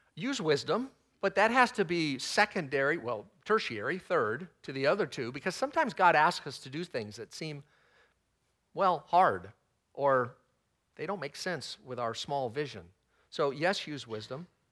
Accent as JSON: {"language": "English", "region": "Texas", "country": "United States", "tie": "born or raised there", "said": "I'm not prone to Southern speak, even though I was born in Texas"}